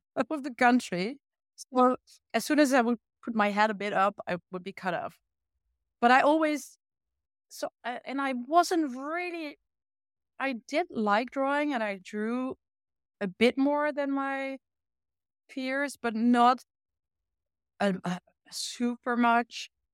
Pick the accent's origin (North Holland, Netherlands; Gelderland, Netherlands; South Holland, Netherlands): Gelderland, Netherlands; Achterhoek; English is a second language; now in Utrecht, Netherlands; me growing up in a rural part of the Netherlands